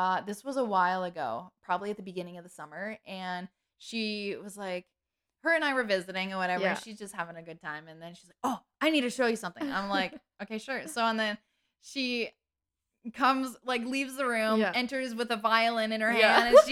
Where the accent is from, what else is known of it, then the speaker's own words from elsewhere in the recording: Canada; we're Canadian